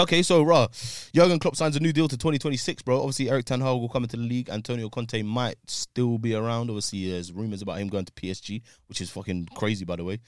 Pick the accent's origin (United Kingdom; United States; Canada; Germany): United Kingdom; as a British man